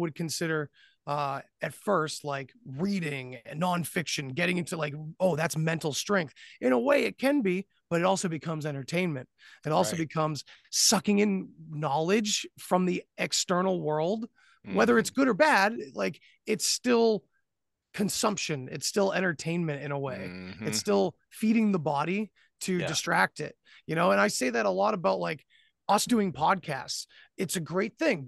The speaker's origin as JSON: {"language": "English", "region": "New England", "country": "United States", "said": "I'm from New England. We have brutal winters"}